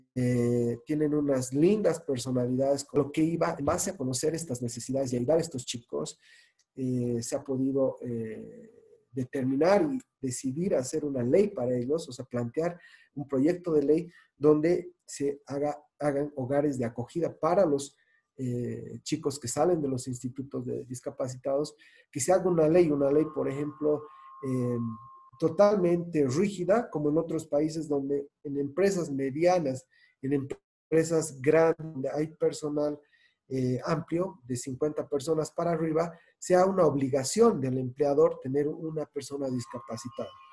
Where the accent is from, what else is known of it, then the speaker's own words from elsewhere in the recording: Bolivia; como muchos bolivianos